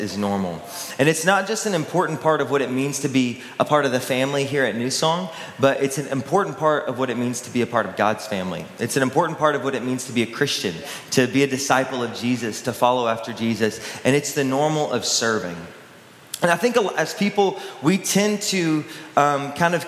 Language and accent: English; Texas, United States; I grew up in Texas